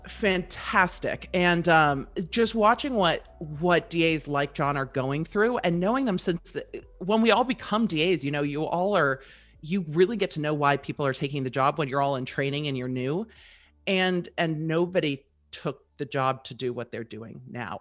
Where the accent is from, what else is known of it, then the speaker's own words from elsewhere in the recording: Manhattan Beach, California, United States; moved away as an adult; now in Nashville area, Tennessee, United States; I grew up in Manhattan Beach and so did my husband.